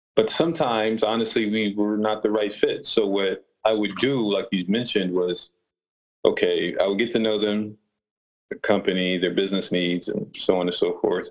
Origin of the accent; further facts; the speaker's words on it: Rochester, New York, United States; I grew up in Rochester, New York, which is about six hours from New York City